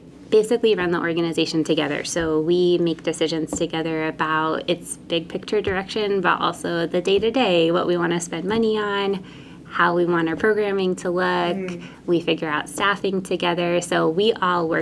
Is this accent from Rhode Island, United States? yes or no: yes; Bristol, Rhode Island, United States; I grew up in Bristol